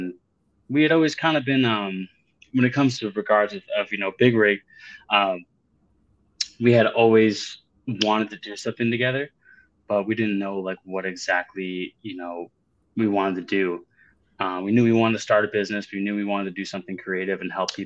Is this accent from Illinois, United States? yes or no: no; Caribou, Maine, United States; moved away as an adult; I'm from a little town in Caribou, Maine